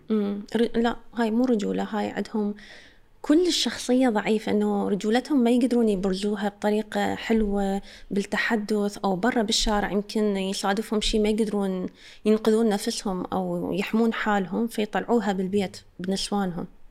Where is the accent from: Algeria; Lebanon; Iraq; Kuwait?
Iraq; عندنا بالعراق